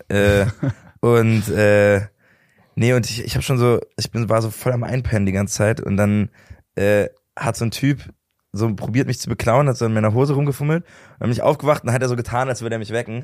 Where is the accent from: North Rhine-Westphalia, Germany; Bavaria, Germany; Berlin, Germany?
Berlin, Germany; ich komme aus Berlin, ich lebe immer noch da und ich find's immer noch super geil